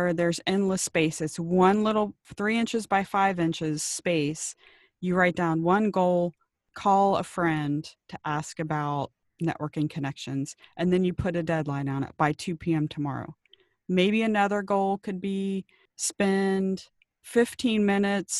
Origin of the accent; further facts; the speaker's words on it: Cincinnati, Ohio, United States; now in Maui, United States; I grew up in Cincinnati